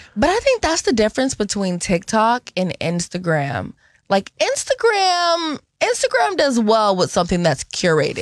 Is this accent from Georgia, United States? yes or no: no; Seattle, Washington, United States; I'm born and raised in Seattle